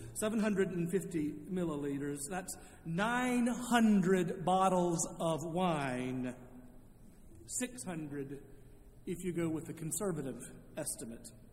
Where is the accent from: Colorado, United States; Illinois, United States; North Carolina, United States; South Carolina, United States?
North Carolina, United States; Charlotte; moved away as an adult; also born or lived in Indiana; I had returned to my hometown of Charlotte